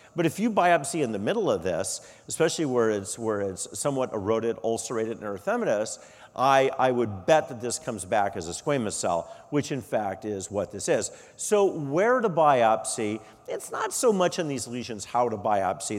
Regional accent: Arizona, United States; moved away; also born or lived in Colorado; I'm originally from Arizona

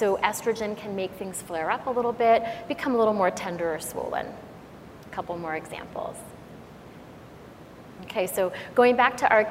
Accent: Canada; I'm Canadian, so I speak a little bit of French

